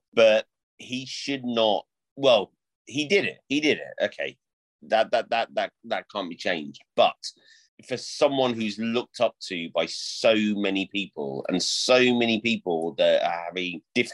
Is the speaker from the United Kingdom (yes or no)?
yes; United Kingdom; as British men